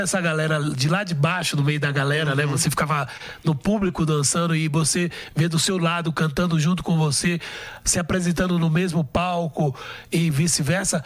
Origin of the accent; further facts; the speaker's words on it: São Francisco do Conde, Bahia, Brazil; Eu sou de São Francisco do Conde. Fica a uma hora e meia de, de Salvador